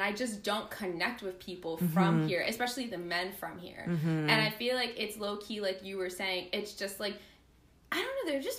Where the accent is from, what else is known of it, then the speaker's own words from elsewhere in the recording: New York, United States; moved away as an adult; now in Boston, United States; I might be from New York. I'm sorry. I'm loud. I'm from New York. I'm Hispanic.